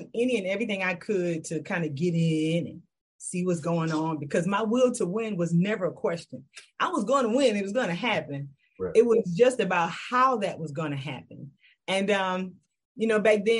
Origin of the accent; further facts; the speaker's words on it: Kingstree, South Carolina, United States; now in Charlotte, United States; So I always got to rep my hometown. So I'm originally from King Street, South Carolina